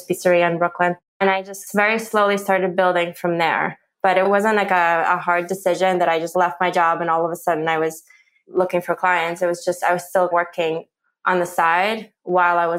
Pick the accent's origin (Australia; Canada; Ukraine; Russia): Ukraine; now in New Jersey, United States; I come from Ukraine